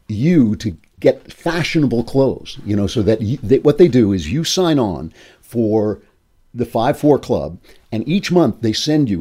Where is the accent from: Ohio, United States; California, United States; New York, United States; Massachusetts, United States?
New York, United States; as a New Yorker